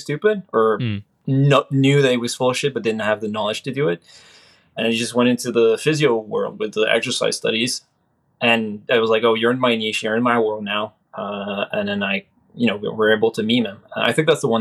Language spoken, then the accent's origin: English; Canada; I'm Canadian